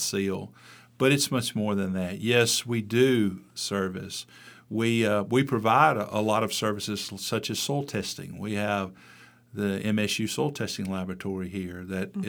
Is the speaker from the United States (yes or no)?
yes; Mississippi, United States; also born or lived in Pennsylvania; had an opportunity to come back to my home state in 1993